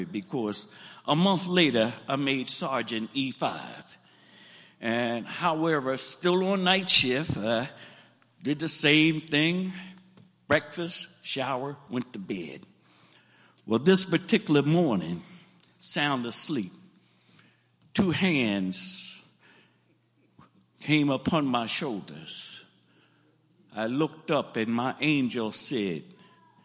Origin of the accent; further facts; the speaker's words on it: Lawnside, New Jersey, United States; I'm from Lawnside, so some of y'all know about the clubs of Lawnside back in the day.